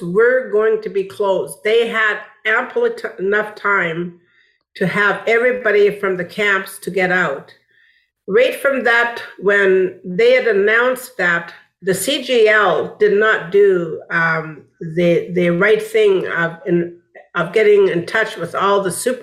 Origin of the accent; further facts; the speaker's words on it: Wet'suwet'en Nation, British Columbia, Canada; now in Montreal, Canada; I'm from the Wet'suwet'en Nation, and I am from the Luxilio clan